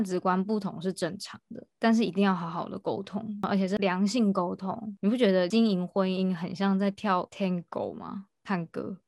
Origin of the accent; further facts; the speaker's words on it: Taiwan; moved away as an adult; now in Japan; 我们都是台湾人